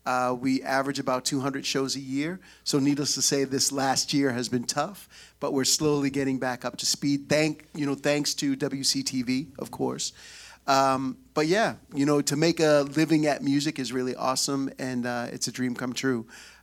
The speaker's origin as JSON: {"language": "English", "town": "Boston", "region": "Massachusetts", "country": "United States", "tie": "born or raised there", "lives_now": "Wilmington, United States", "said": "I live in Wilmington. I grew up in Boston."}